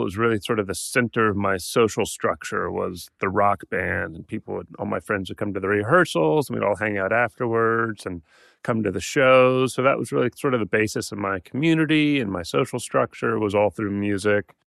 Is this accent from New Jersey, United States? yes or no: no; Atlanta, Georgia, United States; I grew up in Atlanta